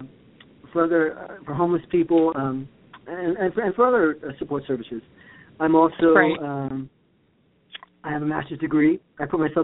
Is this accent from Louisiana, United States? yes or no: no; New York, United States; moved away as an adult; also born or lived in Ann Arbor, Michigan / Los Angeles; now in Connecticut, United States; I was born there, but I was raised in New York.